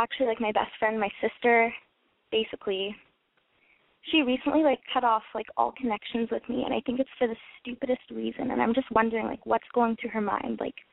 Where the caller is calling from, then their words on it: Canada; I'm in Canada.